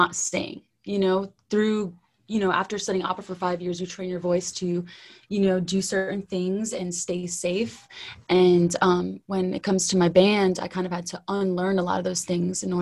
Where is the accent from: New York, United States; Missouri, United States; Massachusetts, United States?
New York, United States; New York City; I was born and raised in the Bronx